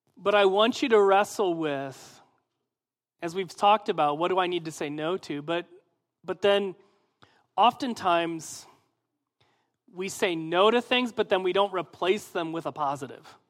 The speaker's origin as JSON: {"language": "English", "region": "Midwest", "country": "United States", "said": "I'm from the Midwest"}